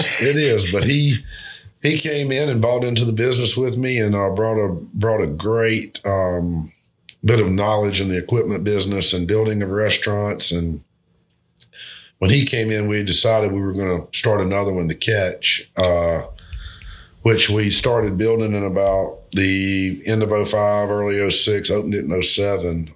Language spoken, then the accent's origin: English; Albany, United States; my hometown